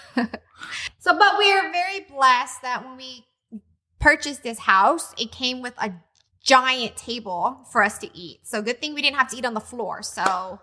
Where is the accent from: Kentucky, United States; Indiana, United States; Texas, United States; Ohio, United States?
Texas, United States; moved away as an adult; now in Hawaii, United States; we came from Texas